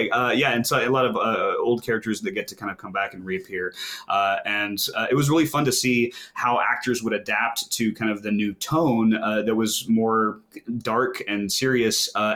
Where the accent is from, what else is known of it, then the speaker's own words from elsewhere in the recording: Houston, Texas, United States; also born or lived in Dallas; Houston, more or less.